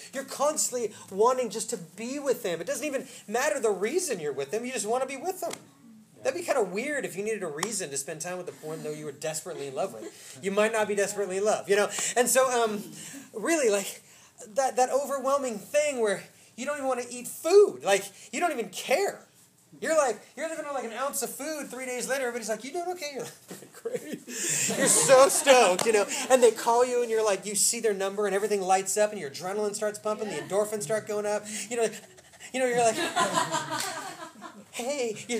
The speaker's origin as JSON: {"language": "English", "town": "Oak Park", "region": "Illinois", "country": "United States", "tie": "born or raised there", "said": "I grew up in Oak Park, okay?"}